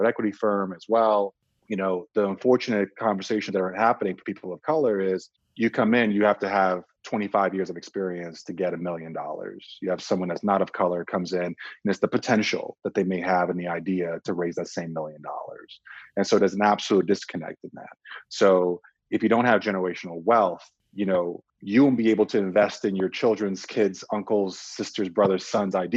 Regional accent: Czechia; also born or lived in Nigeria; now in United States; I was born in Nigeria, raised in Czech Republic, moved to the States, you know, in the late 80s, early 90s

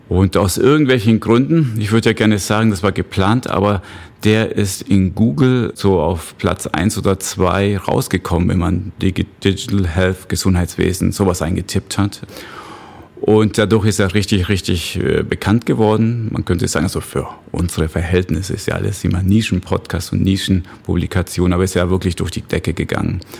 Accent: Mexico; German is a second language; also born or lived in Bavaria, Germany; ich sage immer, ich bin ein Austro-Mexikaner. Heißt, ich bin eigentlich in Mexiko geboren, dort noch zur Schule gegangen, aber ursprünglich, also vom Pass her Österreicher.

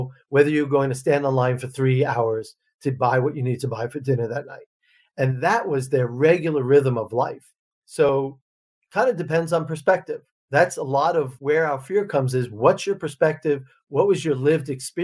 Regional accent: Long Island, New York, United States; moved away as an adult; also born or lived in Russia; So I grew up on Long Island

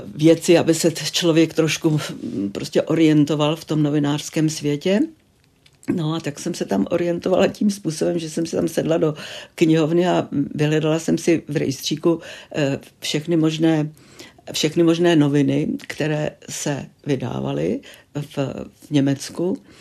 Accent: České Budějovice, South Bohemian Region, Czechia; moved away as an adult; also born or lived in Munich; já jsem narozená v Českých Budějovicích

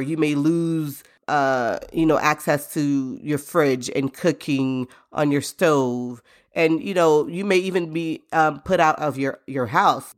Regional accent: Florida, United States; moved away; I grew up in Florida, and we're used to preparing for hurricanes

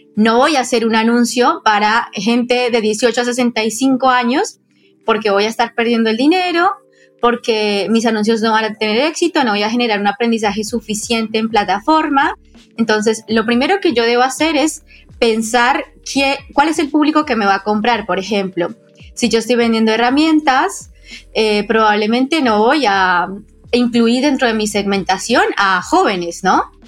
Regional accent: Colombia; now in Argentina; yo estoy soy colombiana, pero vivo en Argentina

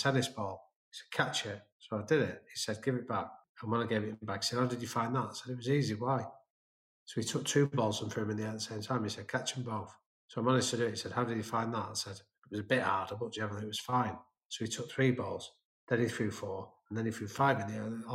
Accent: England, United Kingdom; being an English guy in American neighborhoods

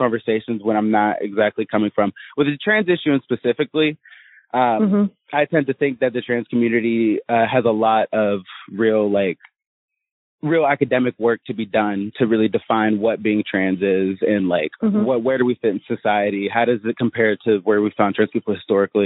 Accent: Interlachen, Florida, United States; I'm from Florida. I'm from a teeny tiny town called Interlochen

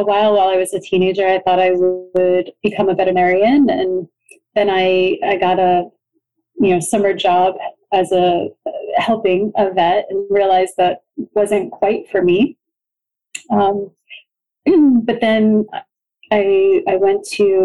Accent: New York, United States; moved away as an adult; now in Rome, Italy; I'm born and raised in New York, not too far from New York City

